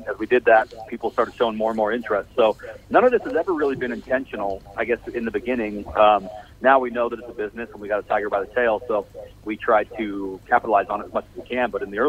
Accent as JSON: {"language": "English", "town": "Salt Lake City", "region": "Utah", "country": "United States", "said": "Salt Lake City, Utah."}